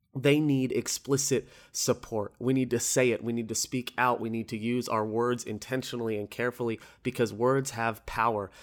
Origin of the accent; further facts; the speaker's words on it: Orlando, Florida, United States; I'm from Orlando